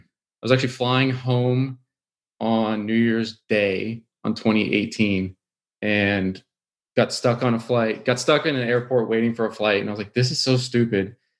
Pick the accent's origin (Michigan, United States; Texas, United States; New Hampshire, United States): Texas, United States; Houston; growing up in Houston, it was like oil is what you